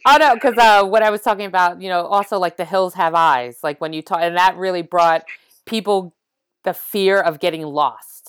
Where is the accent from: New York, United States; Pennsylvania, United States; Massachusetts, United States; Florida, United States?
New York, United States; New York City; I grew up in the East Village